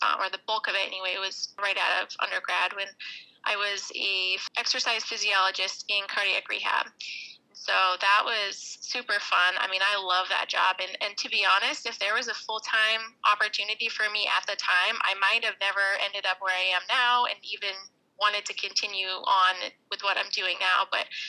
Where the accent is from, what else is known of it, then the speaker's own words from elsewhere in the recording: Maine, United States; I'm from Maine